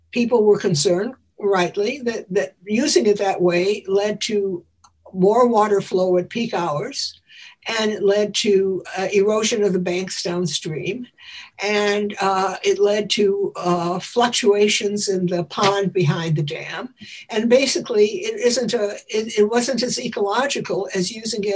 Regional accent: Chicago, Illinois, United States; When I grew up in Chicago, the air was almost unbreathable from all the coal smoke

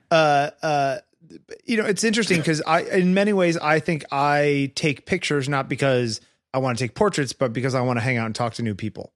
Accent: East Coast of the US, United States; I grew up on the East Coast of the U S.

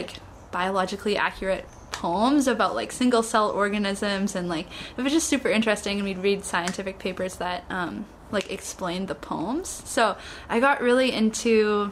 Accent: Canada; I'm from Canada

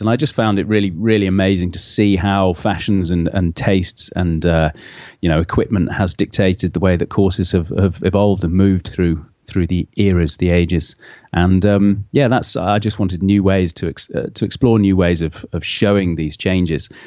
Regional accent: Hoylake, North West England, United Kingdom; moved away as an adult; now in London, United Kingdom; I moved away from Hoy Lake, uh, uh, similar, about fifteen years ago

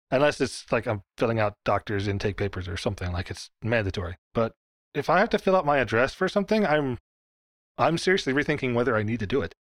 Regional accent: Dallas, Texas, United States; You know, I'm from the Dallas area.

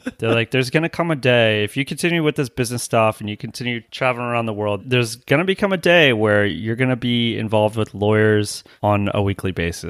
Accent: United States; as an American

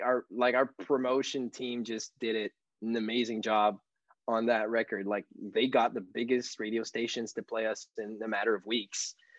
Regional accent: South Shore of Montreal, Quebec, Canada; first language French; English is a second language; in my hometown here, which is 20, 25 minutes away from Montreal on the South Shore

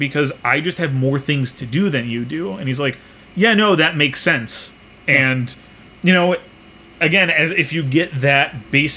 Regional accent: United States; I am an American. I was raised on American cheese

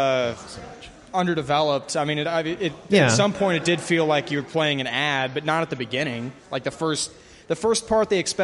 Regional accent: Kansas City, Missouri, United States; I'm from KC.

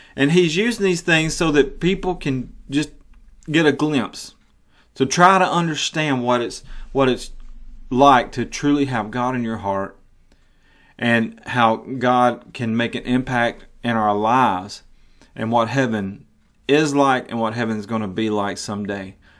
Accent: the South, United States; I live in the South. I was raised in the South.

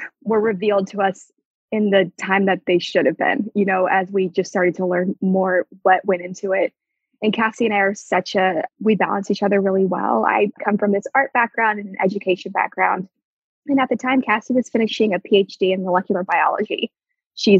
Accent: Houston, Texas, United States; I was born and raised in the Houston area. I grew up in a suburb of Houston

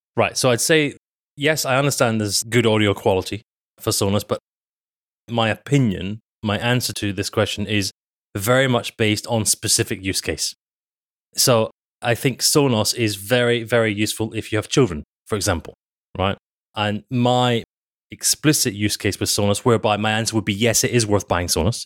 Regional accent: United Kingdom; we're British

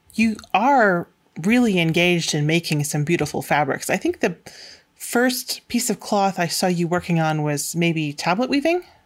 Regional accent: Manchester, Connecticut, United States; where I grew up in Manchester, Connecticut

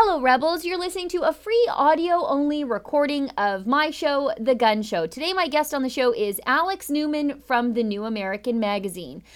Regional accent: Canada; as a Canadian

